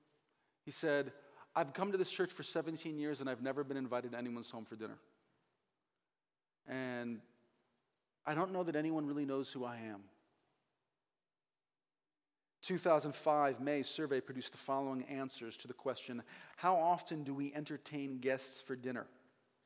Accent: New England, United States; also born or lived in Hingham, Massachusetts; I'm from New England

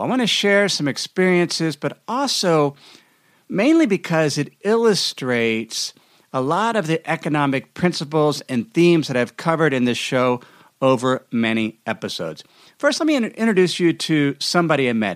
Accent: United States; as an American citizen

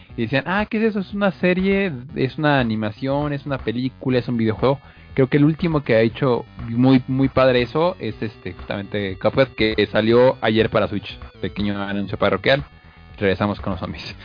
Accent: Mexico; como mexicanos

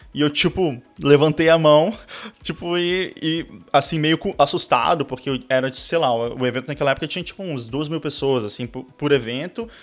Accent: Brasília, Federal District, Brazil; also born or lived in South of Brazil; eu sou de Brasília, eu... Na verdade, nasci no Sul, mas fui criado em Brasília, assim, fui muito cedo para lá

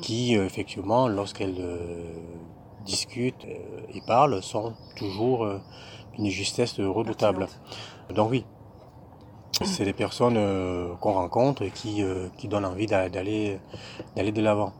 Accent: Cameroon; moved away as an adult; now in France; je viens du Cameroun, j'ai étudié au Cameroun euh, pendant une bonne vingtaine d'années

